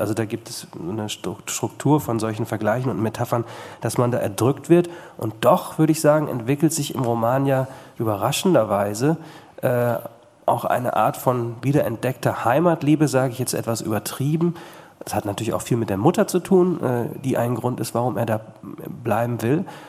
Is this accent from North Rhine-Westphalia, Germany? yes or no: yes; Bad Salzuflen, North Rhine-Westphalia, Germany; Also ich komme zum Beispiel aus Bad Salzuflen